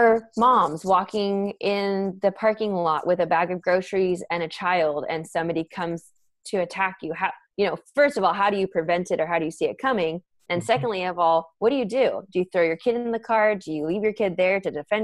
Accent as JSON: {"language": "English", "town": "San Diego", "region": "California", "country": "United States", "tie": "born or raised there", "also_born_or_lived": "San Francisco Bay Area, California", "said": "I grew up in San Diego, went to the Bay to go to school, stayed in the Bay for 8 years, and then came back to San Diego."}